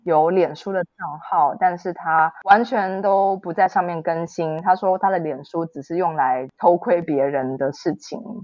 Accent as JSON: {"language": "Chinese", "country": "Taiwan", "tie": "born or raised there", "moved": "as an adult", "lives_now": "Germany", "said": "我也是在台湾土生土长长大的"}